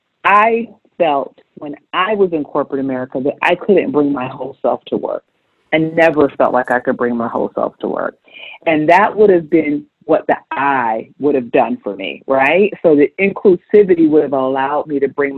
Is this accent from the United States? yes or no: yes; Augusta, Georgia, United States; I'm from Augusta.